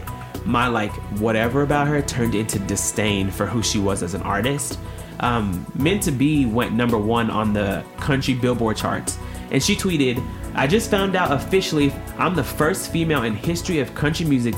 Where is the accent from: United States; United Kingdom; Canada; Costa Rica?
United States; Tennessee; I'm from Tennessee.